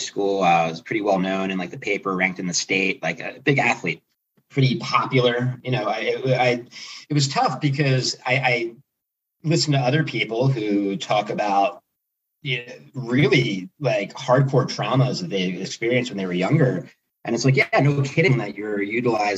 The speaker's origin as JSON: {"language": "English", "town": "Philadelphia", "region": "Pennsylvania", "country": "United States", "also_born_or_lived": "Southern Florida", "moved": "as an adult", "lives_now": "San Diego, United States", "said": "I'm originally from Philadelphia"}